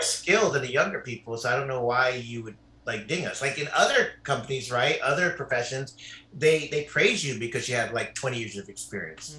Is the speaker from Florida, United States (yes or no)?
no; Carson, California, United States; moved away as an adult; now in Palos Verdes, United States; I grew up in Carson, which is right by Compton